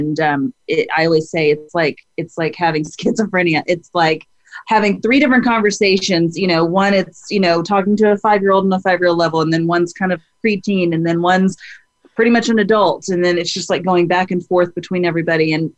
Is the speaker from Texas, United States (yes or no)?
yes; Dallas-Fort Worth area, Texas, United States; now in Austin, United States; I was born in Texas, grew up in the Dallas-Fort Worth area